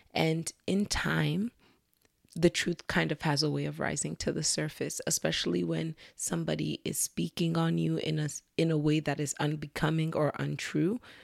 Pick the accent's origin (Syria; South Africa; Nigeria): Nigeria; I'm Nigerian